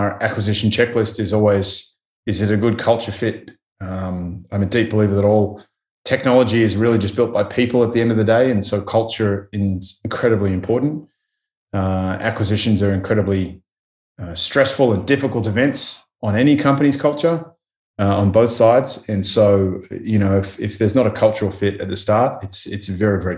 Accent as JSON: {"language": "English", "country": "Australia", "said": "being Australian"}